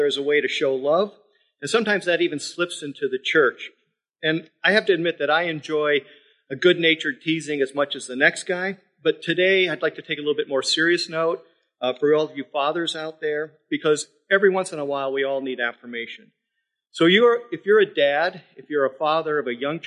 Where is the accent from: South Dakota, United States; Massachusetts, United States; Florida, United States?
South Dakota, United States; now in Midland, United States; I'm from South Dakota